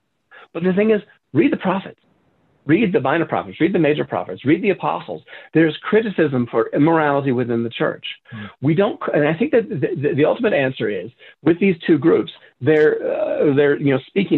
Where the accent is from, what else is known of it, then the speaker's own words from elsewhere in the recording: Southern United States, United States; as I said, I grew up in the South, but I'd been away from the South for a long time.